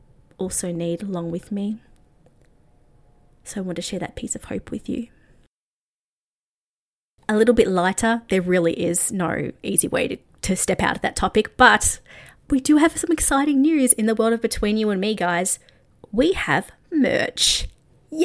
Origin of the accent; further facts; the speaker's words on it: Australia; also born or lived in Nashville; I'm Australian.